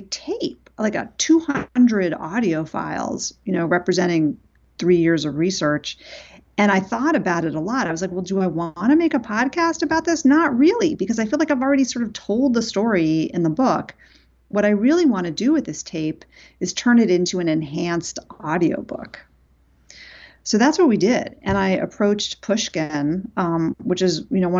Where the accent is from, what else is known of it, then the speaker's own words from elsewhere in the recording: New York City, New York, United States; I grew up in New York City, but my parents were divorced